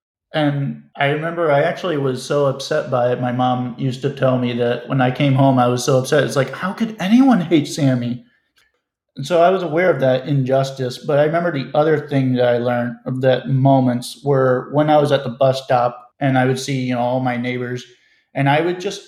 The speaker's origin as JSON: {"language": "English", "town": "Silver Spring", "region": "Maryland", "country": "United States", "tie": "born or raised there", "moved": "as an adult", "lives_now": "St. Paul, United States", "said": "I'm in Silver Spring, Maryland, and specifically the Rosemary Hills neighborhood"}